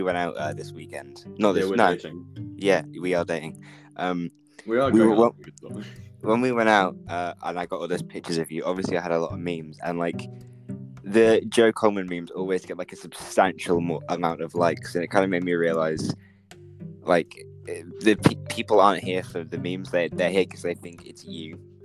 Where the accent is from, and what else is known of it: Norwich, East of England, United Kingdom